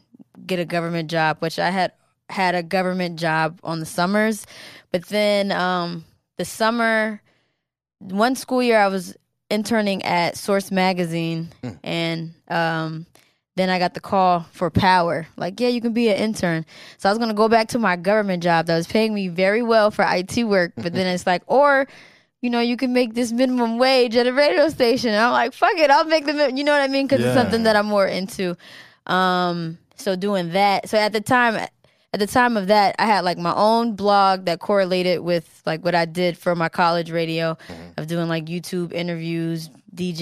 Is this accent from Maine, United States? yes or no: no; Maryland, United States; moved away as an adult; also born or lived in Germany / New York; I was raised in Maryland